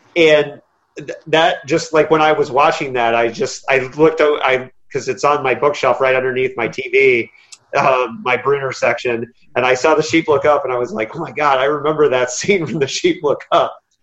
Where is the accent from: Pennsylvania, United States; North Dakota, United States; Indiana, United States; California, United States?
Indiana, United States; I'm from Indiana